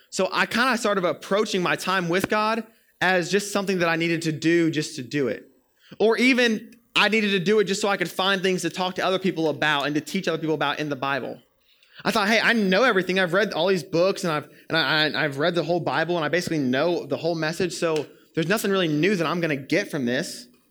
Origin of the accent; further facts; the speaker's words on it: Florida, United States; moved away; I'm from Florida, as I've told y'all many times before, and over summers when I was in high school in Florida